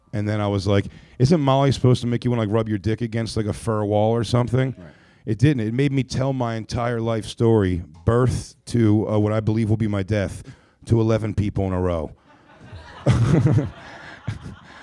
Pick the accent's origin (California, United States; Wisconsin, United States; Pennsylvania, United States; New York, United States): Pennsylvania, United States; Philadelphia; I'm from Philly